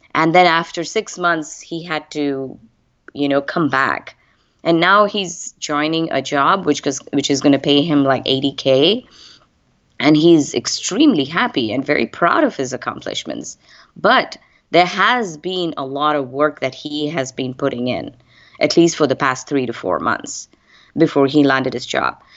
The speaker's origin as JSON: {"language": "English", "country": "India", "moved": "as an adult", "said": "I am originally from India. I moved here almost close to twenty-five plus years ago."}